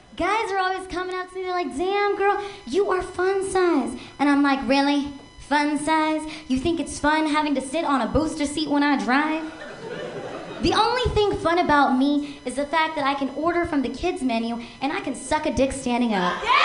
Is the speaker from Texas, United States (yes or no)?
no; Seattle, Washington, United States; now in Los Angeles, United States; I'm originally from Seattle